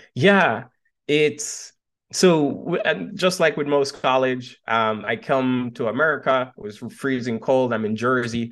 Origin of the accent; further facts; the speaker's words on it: Montego Bay, Jamaica; moved away as an adult; now in United States; I was born and raised right out of Montego Bay